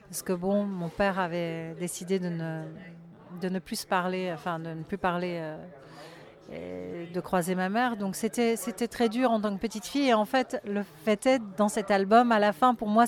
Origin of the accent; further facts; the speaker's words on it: Le Mesnil-le-Roi, Île-de-France, France; Alors, ah, j'ai vécu en région parisienne toute ma vie. Euh, j'ai grandi euh, près de Saint-Germain-en-Laye, vers Ménil-le-Roi.